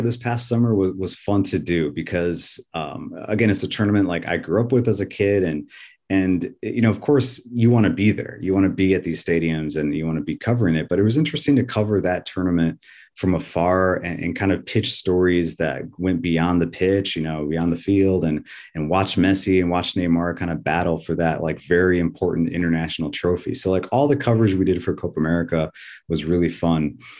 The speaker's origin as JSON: {"language": "English", "town": "South Bend", "region": "Indiana", "country": "United States", "tie": "born or raised there", "also_born_or_lived": "Cali, Colombia / Elkhart, Indiana", "said": "I grew up in South Bend, Indiana, like Stones Throw Away from Notre Dame."}